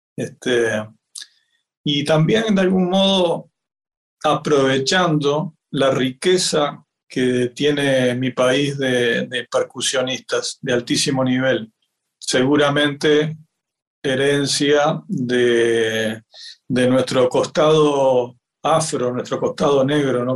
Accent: Uruguay; yo nací acá en el Uruguay

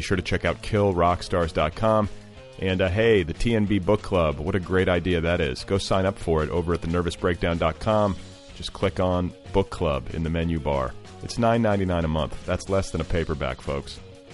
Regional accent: Milwaukee, Wisconsin, United States; I grew up in Milwaukee

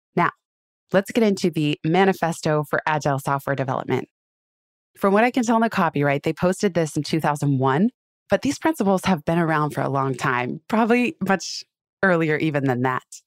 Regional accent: Silicon Valley, California, United States; I grew up in Silicon Valley

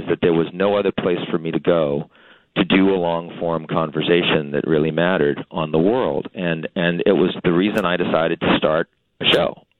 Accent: Boston, Massachusetts, United States; I'm from Boston, and this is the first time in my life that I've ever actively rooted against my home team um, for anything.

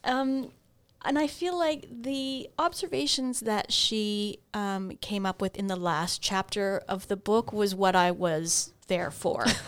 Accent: Ontario, Canada; I grew up in Ontario

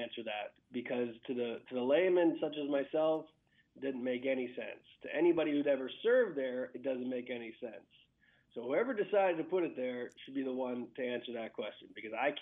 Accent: Western Pennsylvania, United States; I grew up in Western PA.

